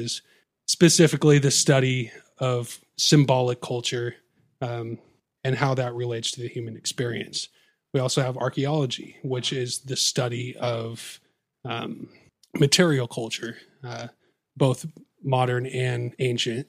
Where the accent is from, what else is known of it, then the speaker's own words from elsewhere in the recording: Olympia, Washington, United States; also born or lived in Seattle, Washington; I was raised in the Northwest